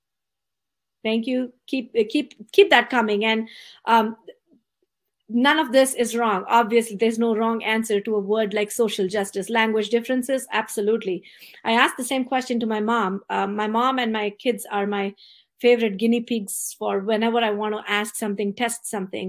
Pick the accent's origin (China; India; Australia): India; now in San Jose, United States; I was born and brought up in India